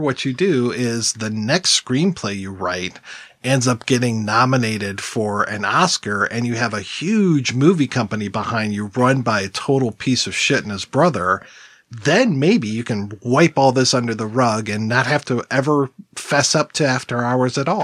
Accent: Detroit, Michigan, United States; I'm from Detroit and we listen to a lot of Canadian radio stations

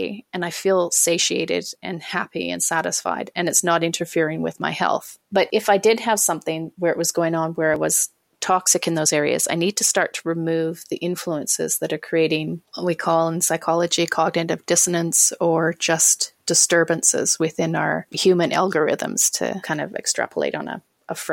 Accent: Canada; I'm Canadian. I live in Canada.

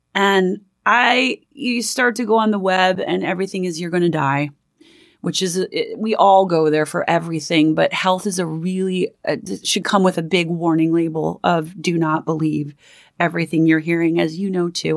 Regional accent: Minneapolis, Minnesota, United States; moved away as an adult; also born or lived in Manhattan, New York; now in New York, United States; I grew up in Minneapolis, Minnesota, a family of five, and I moved out to Manhattan when I was about eighteen years old, and I've been here ever since

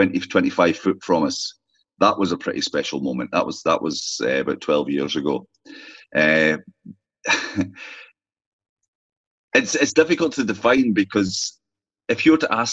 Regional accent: Orkney, Scotland, United Kingdom; now in County Donegal, Ireland; I'm from Scotland, obviously, but from Orkney, far north is where I came from to Ireland

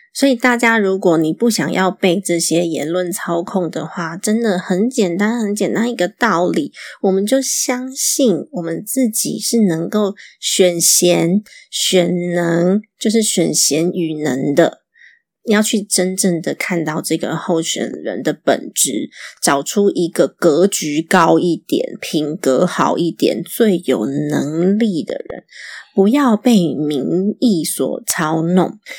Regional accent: Taiwan; 是我们台湾人都应该要愉悦的

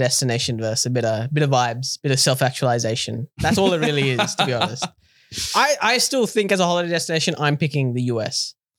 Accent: Australia; I come from Australia.

